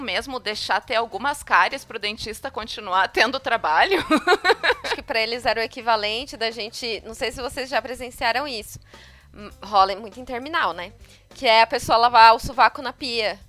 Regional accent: São Paulo, Brazil; minha experiência como paulista

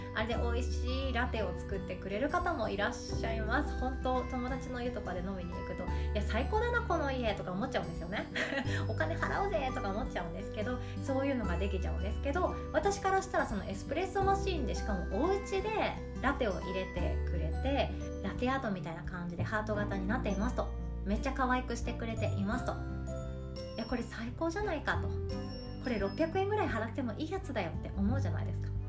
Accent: Kansai, Japan; accent: Kansai dialect; もうなんかめっちゃ関西弁なまってましたね。なんか関西弁で喋った方が喋りやすいかなって、無意識で思ってんでしょうね、私。

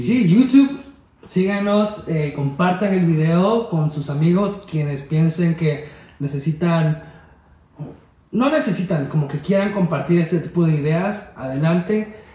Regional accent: Veracruz, Mexico; Veracruz, de donde yo soy yo viví una infancia que yo vivía en la calle

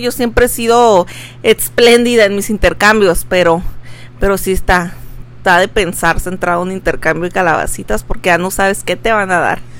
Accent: Veracruz, Mexico; now in Tijuana, Mexico; yo soy de allá de Veracruz

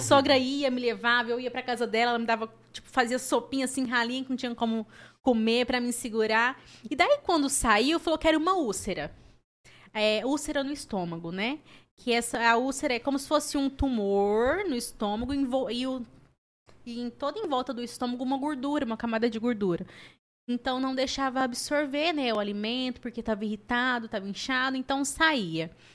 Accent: Ituverava, São Paulo, Brazil; moved away; eu sou natural de Ituverava, interior de São Paulo.

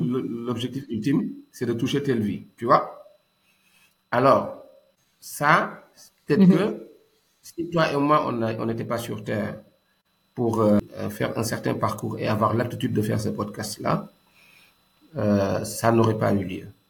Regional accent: Dakar, Senegal; also born or lived in Thiès / Kaolack; je suis né à la CICAP Liberté 5, un boy CICAP, J'ai grandi à la SICAP

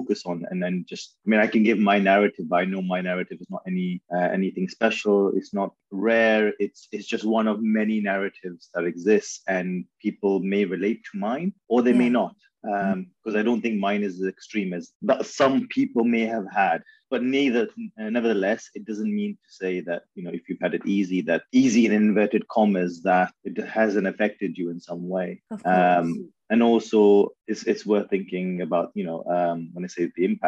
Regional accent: Manchester, North West England, United Kingdom; first language Urdu; English is a second language; also born or lived in Lahore, Pakistan / Bridgend, Wales; I grew up in Manchester.

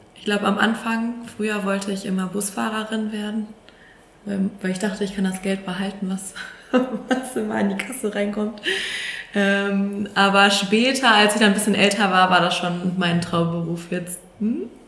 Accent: Sauerland, near Lüdenscheid, North Rhine-Westphalia, Germany; moved away as an adult; also born or lived in Paderborn; now in Warburg, Germany; Tatsächlich komme ich aus dem Sauerland aus der Nähe von Lüdenscheid

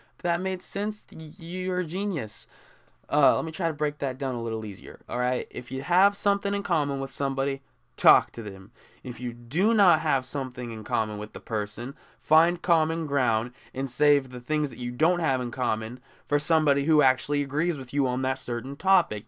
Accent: Midwest, United States; me growing up in the Midwest

